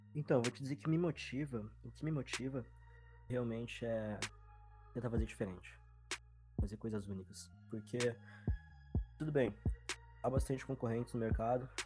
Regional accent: Porto Alegre, Rio Grande do Sul, Brazil; sou daqui de Porto Alegre, Rio Grande do Sul

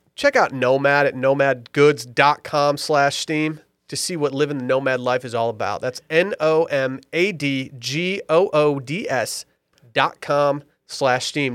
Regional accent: Petoskey, Michigan, United States; I was born in Petoskey, Michigan

